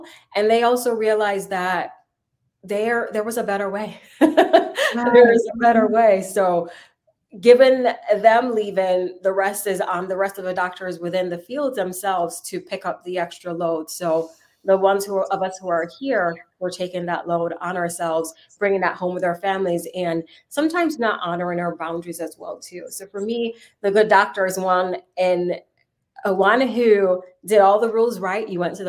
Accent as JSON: {"language": "English", "country": "Jamaica", "moved": "as an adult", "lives_now": "United States", "said": "I came from Jamaica to make it here in the U.S."}